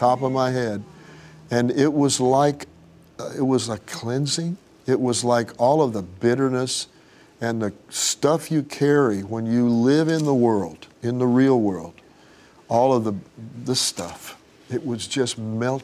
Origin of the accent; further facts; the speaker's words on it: Tulsa, Oklahoma, United States; But I grew up in Tulsa